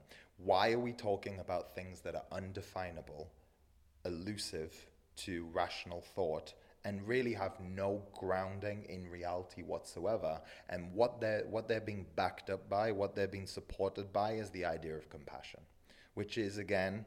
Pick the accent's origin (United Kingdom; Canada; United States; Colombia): United Kingdom; England; moved away; I grew up in England